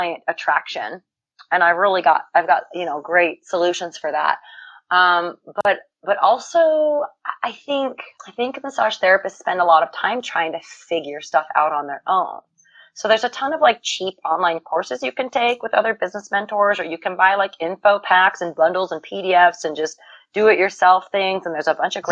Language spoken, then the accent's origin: English; United States; I'm an American